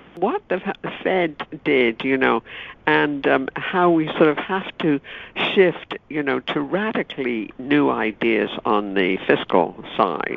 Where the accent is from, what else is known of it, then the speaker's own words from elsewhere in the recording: United Kingdom; moved away; when I was growing up in Britain